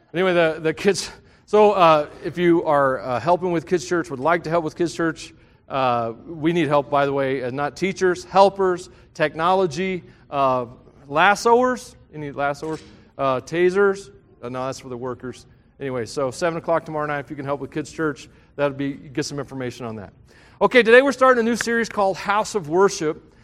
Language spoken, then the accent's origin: English; the South, United States; I grew up in the South, and Southern gospel music was big.